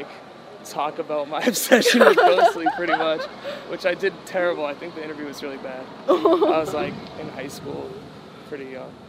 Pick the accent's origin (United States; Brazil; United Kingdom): United States; New England; Well, I'm from New England, so, like, a lot of it took place there